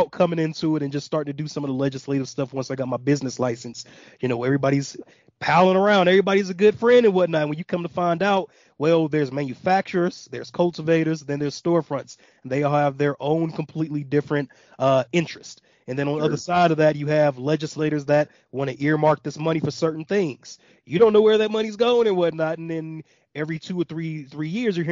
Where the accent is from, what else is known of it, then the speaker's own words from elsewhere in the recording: Gary, Indiana, United States; also born or lived in Atlanta, Georgia; now in Colorado, United States; I'm from Gary, Indiana